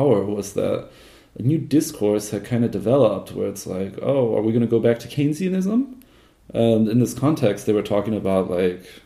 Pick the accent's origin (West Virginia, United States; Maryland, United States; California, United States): California, United States; Southern; I grew up in Southern California in the 1990s and early 2000s